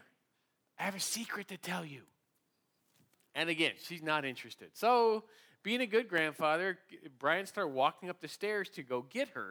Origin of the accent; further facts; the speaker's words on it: San Diego, California, United States; we're from San Diego where we don't do a lot of ice and cold